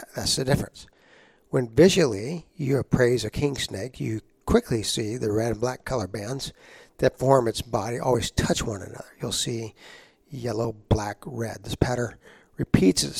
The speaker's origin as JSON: {"language": "English", "town": "San Antonio", "region": "Texas", "country": "United States", "tie": "born or raised there", "said": "I grew up in San Antonio, Texas"}